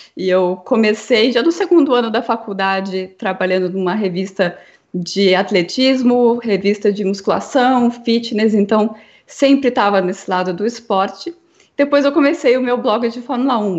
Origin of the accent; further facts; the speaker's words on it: interior of São Paulo, Brazil; Eu sou de, do interior de São Paulo